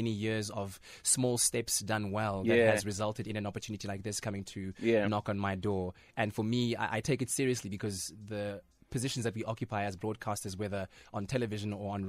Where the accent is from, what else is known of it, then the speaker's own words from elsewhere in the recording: North West, South Africa; Kitswapochi. Well, Kitswapochi via Itoseng, Ikageng, via Phokeng.